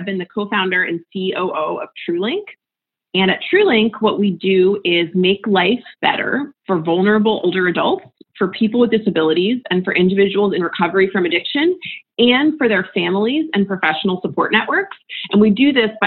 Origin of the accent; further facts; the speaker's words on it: United States; moved away as an adult; also born or lived in West Virginia / Florida; now in San Francisco, United States; So I grew up in West Virginia and Florida and moved out to San Francisco after college almost 15 years ago.